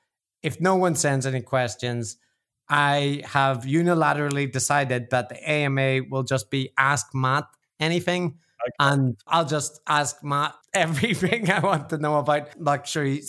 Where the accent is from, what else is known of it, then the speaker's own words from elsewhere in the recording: Ireland; I'm the Irish one